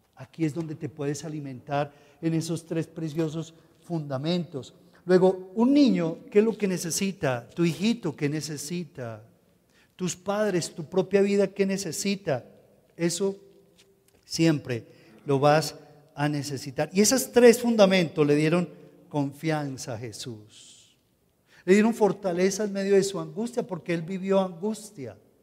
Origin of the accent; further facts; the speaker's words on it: Colombia; como ciudadanos colombianos